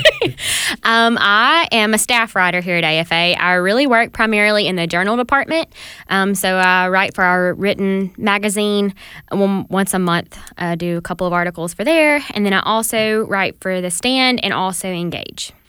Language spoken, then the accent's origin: English; the South, United States; growing up in the South